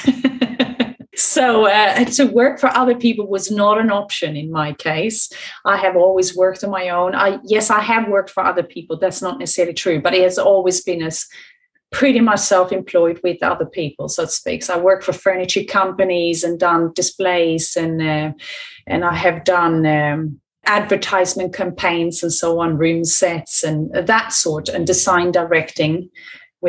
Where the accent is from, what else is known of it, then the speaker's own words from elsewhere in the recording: Sweden; moved away as an adult; now in United Kingdom; I'm from Sweden originally. I came to this country many, many years ago, in 95 actually